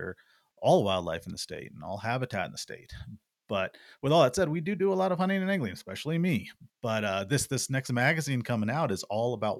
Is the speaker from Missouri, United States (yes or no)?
yes; Missouri, United States; moved away; I grew up in Missouri, in a small rural area.